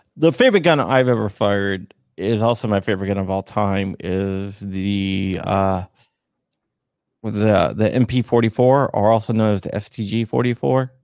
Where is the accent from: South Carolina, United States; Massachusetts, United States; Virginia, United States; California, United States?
Virginia, United States; Arlington; also born or lived in Loudoun County, Virginia; I'm born and raised in Northern Virginia.